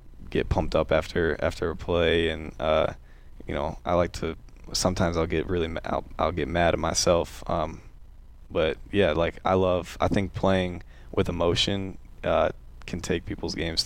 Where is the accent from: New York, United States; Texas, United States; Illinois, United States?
Illinois, United States; Glen Ellyn; moved away; I'm from a suburb of Chicago about 30 minutes west called Glen Ellen